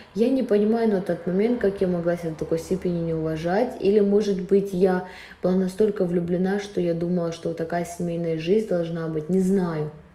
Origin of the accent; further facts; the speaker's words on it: Russia; я-то выросла всё равно в России